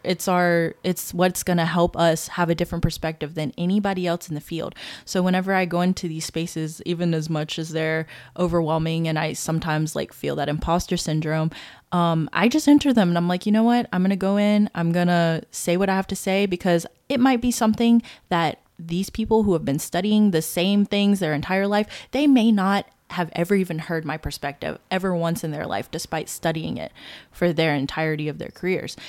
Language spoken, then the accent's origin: English; Baton Rouge, Louisiana, United States; also born or lived in Marshall Islands; I was born in the Marshall Islands, but I've grown up my entire life." um, in the Baton Rouge area of Louisiana